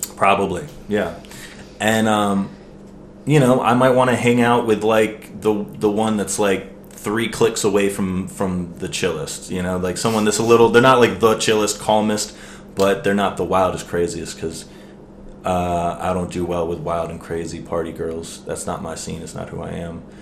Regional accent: Maryland, United States; I was born in Maryland

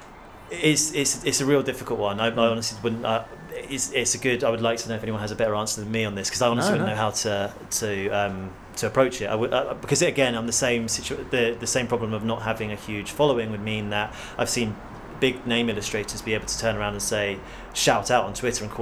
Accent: Hampshire, South East England, United Kingdom; I'm from Hampshire

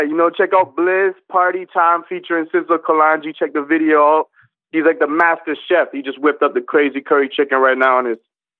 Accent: Brampton, Ontario, Canada; Greater Toronto Area. So I'm not in the city of Toronto, but I'm like 15 minutes outside. And I'm from Brampton. I was born out here. And I've been rapping. So I just turned 28. Like, I'm an 89 baby. I just turned 28.

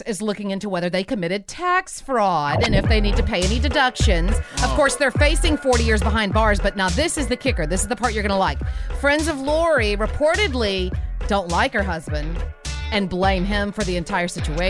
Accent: Shreveport, Louisiana, United States; born or raised there

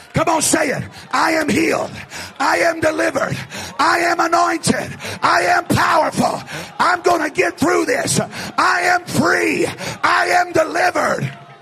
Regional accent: the South, United States; also born or lived in East Tennessee; I'm from the South. I'm talking about way South

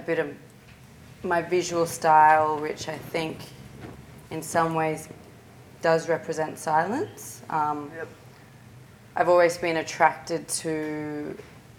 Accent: Sydney, New South Wales, Australia; I'm from Sydney

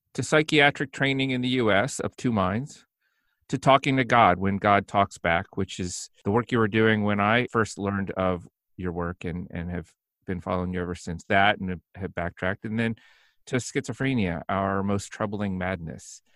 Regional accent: Indiana, United States; moved away as an adult; now in New York, United States; growing up in Indiana

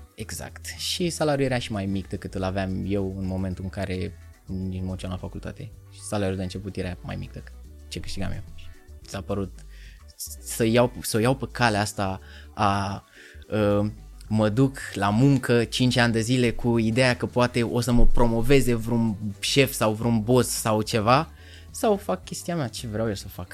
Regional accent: Romania; accent: heavy Eastern European accent in English; moved away as an adult; also born or lived in England; eu am accent când vorbesc în engleză, nu am prins de British accent, vorbesc bine, mă exprim bine, doar că am accentul greoi de prusnac.

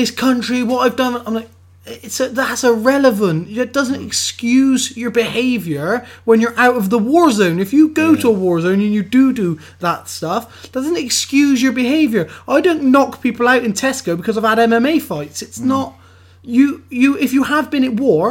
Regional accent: England, United Kingdom; I'm English again tomorrow and I'll be English again in 3 years' time

